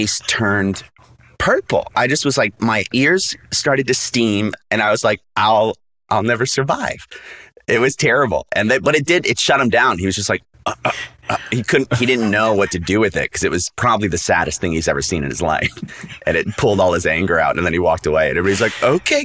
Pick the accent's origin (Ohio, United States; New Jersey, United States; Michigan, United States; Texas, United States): New Jersey, United States; Jersey Shore; moved away as an adult; now in Los Angeles, United States; I grew up on the Jersey Shore in South Jersey